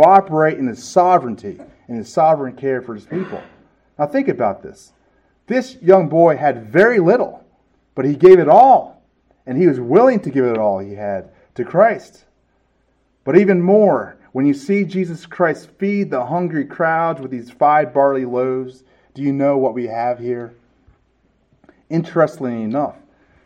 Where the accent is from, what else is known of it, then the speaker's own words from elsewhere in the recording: California, United States; moved away; I'm from California